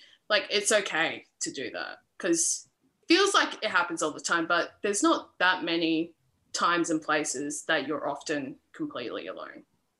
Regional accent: Adelaide, South Australia, Australia; now in Melbourne, Australia; I'm in Adelaide, South Australia at the moment with my family, back in my hometown sort of thing. So prior to driving over here in July, with quarantine and everything, living in Melbourne by myself

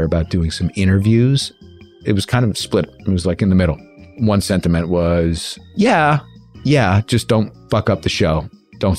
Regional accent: New York, United States; accent: New York; my New York accent

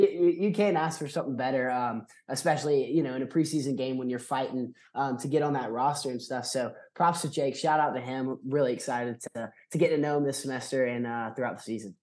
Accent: Athens, Georgia, United States; I'm from Athens, born and raised.

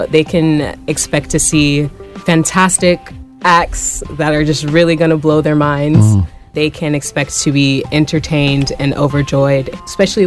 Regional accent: Victorville, California, United States; I grew up in SoCal, so okay. That's Victorville

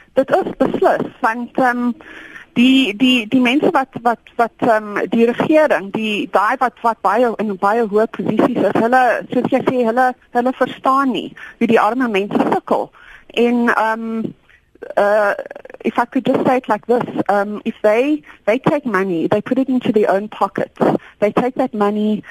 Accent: South Africa; ons as Suid-Afrikaners

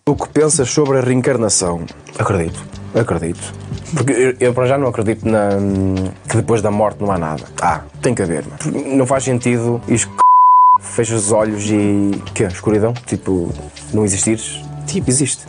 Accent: Vairão, Norte, Portugal; now in Trofa, Portugal; Eu já estava na trofa a morar e apareceu-me em Vairão, na minha terra natal

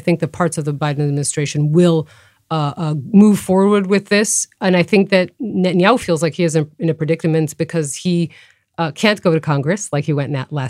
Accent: Israel; I'm from Israel.

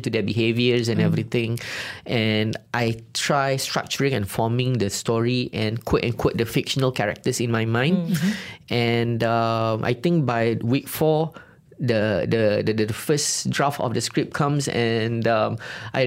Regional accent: Kedah, Malaysia; moved away; Kedah, my hometown

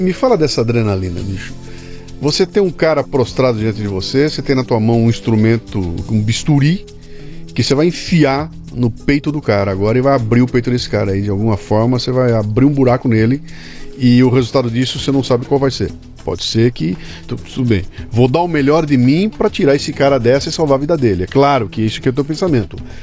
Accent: Bauru, São Paulo, Brazil; eu sou de Bauru. Né? Bauru, perto de Matupá

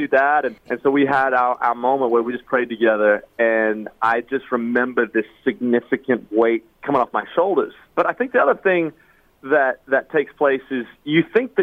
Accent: Australia; now in Nashville, United States; I am originally from the land down under. I'm originally from Australia, and now we live in Nashville, Tennessee.

